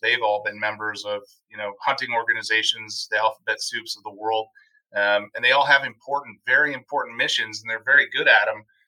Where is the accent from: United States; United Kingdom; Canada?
United States; Wisconsin; my home state of Wisconsin